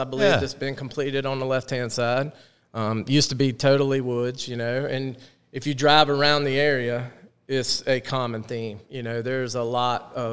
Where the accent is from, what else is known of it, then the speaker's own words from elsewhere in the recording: Myrtle Beach, South Carolina, United States; also born or lived in Spartanburg, South Carolina; Yeah, I grew up at Myrtle Beach. I went to Myrtle Beach High. My dad moved us there when he got the Dunes Club job. When I was 8 years old